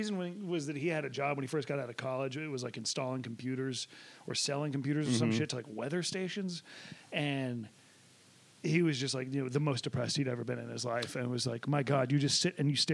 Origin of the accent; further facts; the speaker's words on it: Nashville, Tennessee, United States; I'm from Nashville, so it's, you know, fairly urban